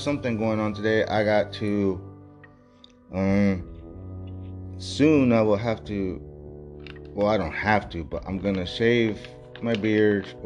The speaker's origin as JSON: {"language": "English", "region": "Texas", "country": "United States", "said": "I'm from Texas"}